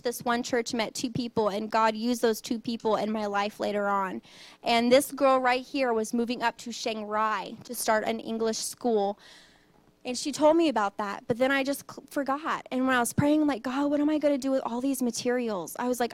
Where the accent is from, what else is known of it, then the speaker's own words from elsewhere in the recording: Cajun, Louisiana, United States; also born or lived in Thailand; I'm Cajun.